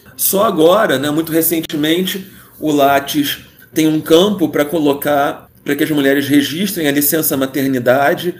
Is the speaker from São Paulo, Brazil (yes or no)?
no; Rio de Janeiro, Brazil; cresci no Rio de Janeiro